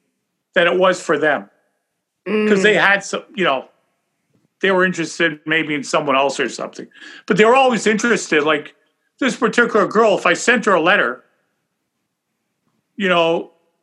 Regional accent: Canada; I probably would have been the only Canadian working there

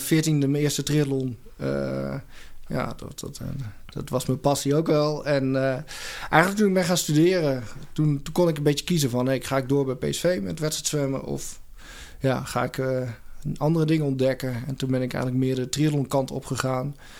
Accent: Doetinchem, Gelderland, Netherlands; moved away as an adult; now in Eindhoven, Netherlands; ik kom oorspronkelijk uit de Achterhoek, uit Doetinchem. Ah. heb 18, 19, nee, 19 jaar gewoond.

